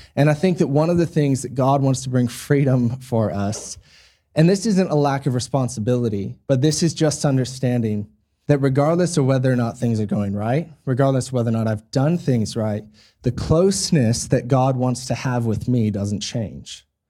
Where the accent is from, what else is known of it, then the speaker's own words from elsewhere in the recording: United States; now in Australia; I'm an American, um, so born in the States, raised in the States